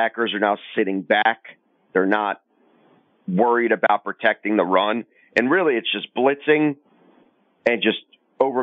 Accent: Crimea, Ukraine; born or raised there; now in Baltimore, United States

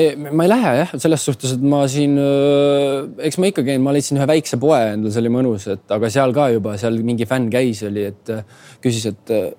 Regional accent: Tallinn, Harju County, Estonia; now in Pesaro, Italy; küsis, kust sa pärit oled. siis ma ütlesin Tallinnast.

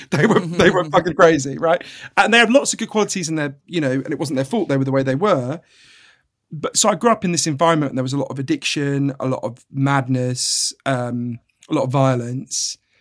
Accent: United Kingdom; I'm a British journalist

